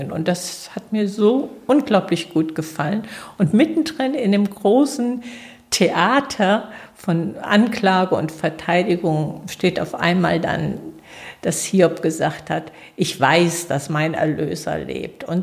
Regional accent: Sechshelden, Hesse, Germany; Ja, ich komme aus Sechshelden. Also

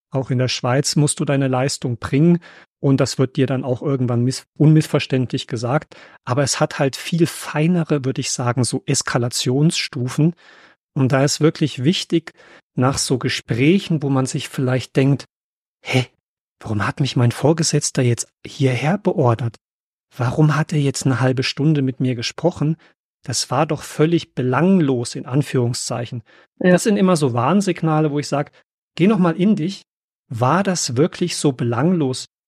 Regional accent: Germany; für uns Deutsche

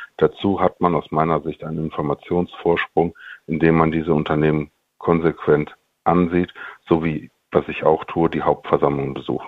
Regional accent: Monheim am Rhein, North Rhine-Westphalia, Germany; Meine Heimat sind, wie die Taz letztens sagte, die kämen vom Deutschland, also Monheim am Rhein. Und da wohne ich praktisch in dem kleinen Stadtteil Baumberg. Und da ich sehr verbunden bin hier mit meiner Heimat

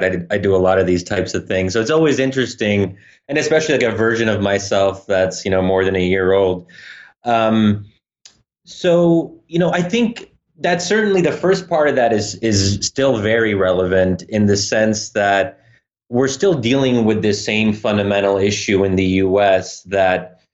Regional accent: Pennsylvania, United States; moved away as an adult; now in Washington, DC, United States; I'm originally, you know, born and raised in Pennsylvania

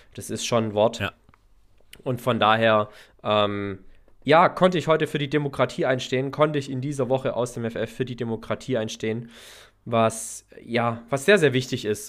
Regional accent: Herrenberg, Baden-Württemberg, Germany; in meiner Heimatstadt Herrenberg

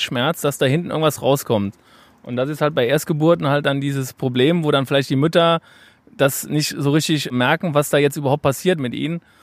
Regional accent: Cologne, North Rhine-Westphalia, Germany; now in Munich, Germany; weil ich Kölner bin

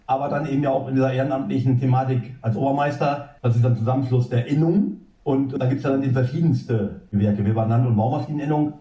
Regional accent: Emsland, Lower Saxony, Germany; karge Böden im Emsland aufgewachsen.

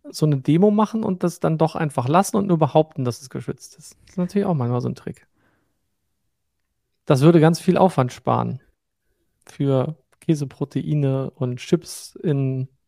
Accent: Northern Germany, Germany; wir sind irgendwann aus Norddeutschland ins Rheinland gezogen

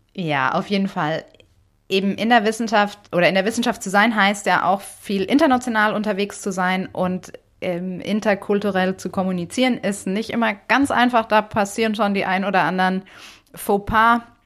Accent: Germany; first language German; Deutsch ja zum Glück meine Muttersprache

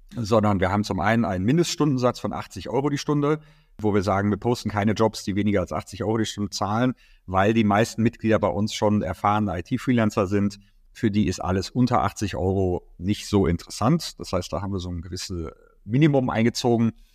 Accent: Dortmund, North Rhine-Westphalia, Germany; moved away as an adult; also born or lived in United States / Jönköping, Sweden / Stockholm, Sweden; now in Berlin, Germany; Ich komme ursprünglich aus Dortmund

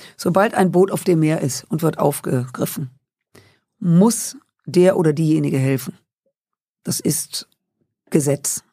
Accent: Rhineland, Germany; Ich komme aus dem Rheinland, et kütt wie et kütt heißt

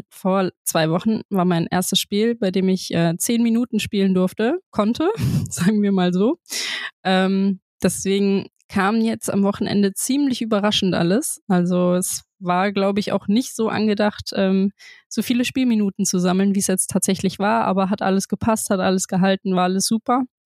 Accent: Frankfurt, Hesse, Germany; now in Bremen, Germany; Stadion am Brentano-Bad, natürlich hängt meine Heimat dran

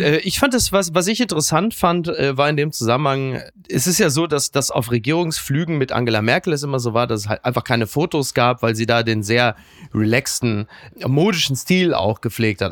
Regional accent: Castrop-Rauxel, North Rhine-Westphalia, Germany; die Sonnenstraße in meiner Heimat Castrop-Rauxel

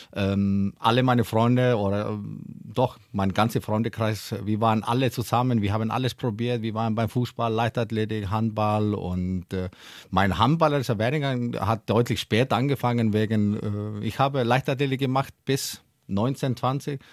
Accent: Iceland; German is a second language; moved away as an adult; now in Hannover, Germany; Ich komme ja aus Island, da ja. haben wir nur drei Ampel, als ich aufgewachsen bin

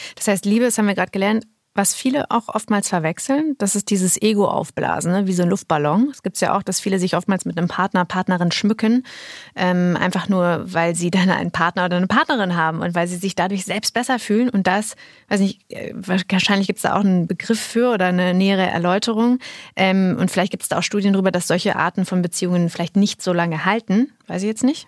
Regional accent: near Münsterland, North Rhine-Westphalia, Germany; moved away; Ich komme ja auch aus der Nähe

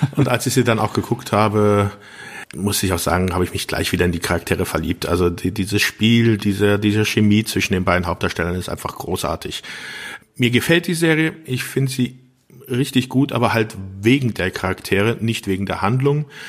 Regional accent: Germany; hier in, bei uns in Deutschland

